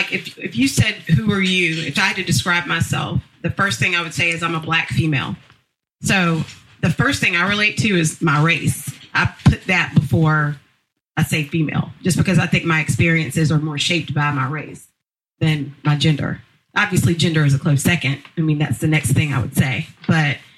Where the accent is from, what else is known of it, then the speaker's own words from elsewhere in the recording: Columbia, South Carolina, United States; I'm a black female that grew up in Columbia, South Carolina.